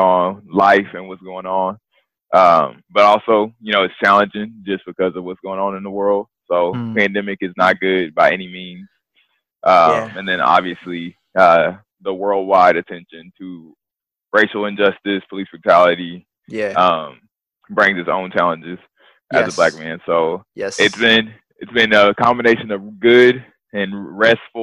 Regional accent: College Station, Texas, United States; also born or lived in Waco, Texas; So from College Station, Texas. If you don't know where that is, Texas A&M. That's my hometown. Born and raised there

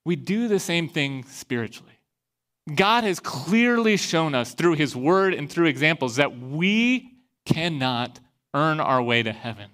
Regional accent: Iowa, United States

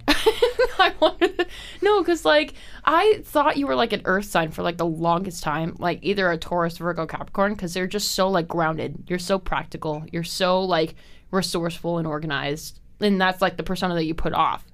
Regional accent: Belmond, Iowa, United States; also born or lived in Nyack / Mason City; I came from Belmont. I graduated with a class of 48.

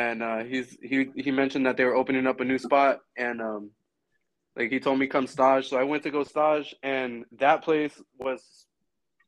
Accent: Oceanside, California, United States; moved away as an adult; now in Los Angeles, United States; I'm from Oceanside, California. That's Northern Cali, that's Northern County, San Diego. I grew up in the hood

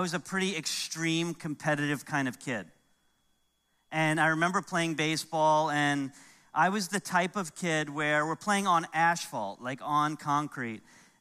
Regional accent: New York, United States; moved away; growing up in New York, and there's some things I miss about New York

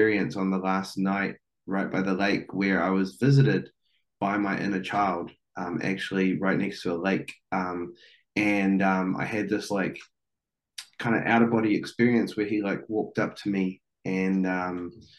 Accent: New Zealand; I'm from New Zealand

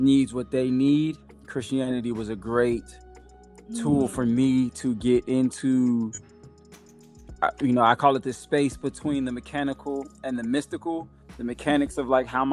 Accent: Chicago, Illinois, United States; moved away as an adult; also born or lived in New York / the South; now in Atlanta, United States; I was born in New York, lived in the South from like 2 to 6 or 7, and moved to Chicago and lived there until almost 30

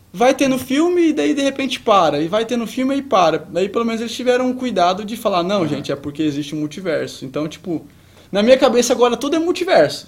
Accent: Itaquiraí, Mato Grosso do Sul, Brazil; now in Campo Grande, Brazil; sou do interior do estado, sou de Itaquiraí, cidade que sempre falo. E eu vinha, quando pequeno, de Itaquiraí aqui

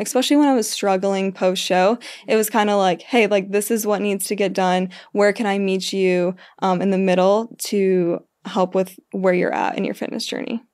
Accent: Illinois, United States; moved away as an adult; also born or lived in Kansas; my hometown in Illinois

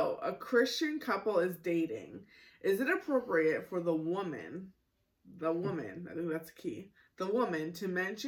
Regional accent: Boston, Massachusetts, United States; moved away; I grew up in Boston

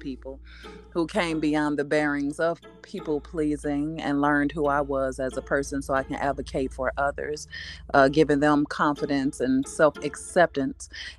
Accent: Chicago, Illinois, United States; moved away as an adult; now in Gary, United States; I'm from Illinois, Chicago, Illinois, and moved to Gary, Indiana about 4 or 5 years ago

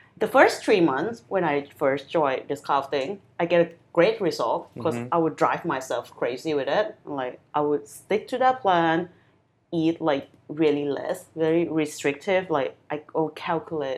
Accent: Thailand; also born or lived in London; I grew up in Thailand

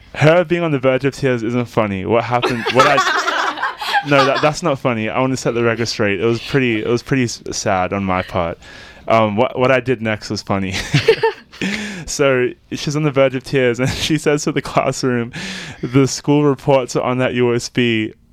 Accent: Melbourne, Victoria, Australia; I was born in the southeast suburbs of Melbourne

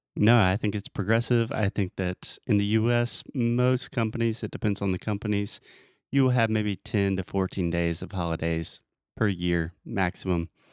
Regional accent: United States; I'm an American

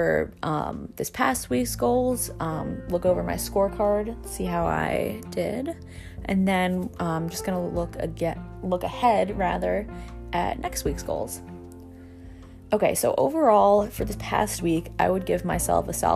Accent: New York, United States; born or raised there

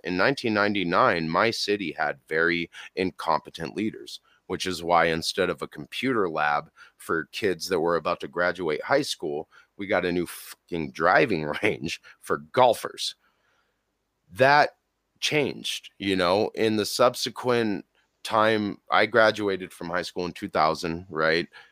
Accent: Colorado, United States; born and raised in Colorado, here in good old Burgerland

